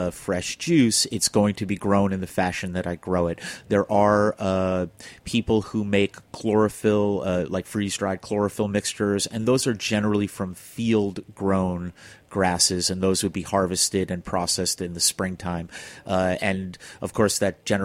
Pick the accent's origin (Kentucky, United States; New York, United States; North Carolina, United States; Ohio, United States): New York, United States; New York City; also born or lived in California; I'm a city boy. I grew up in Flushing